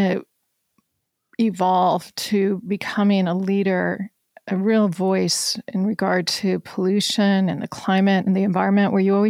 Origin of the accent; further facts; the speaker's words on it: Colorado, United States; I grew up in Colorado.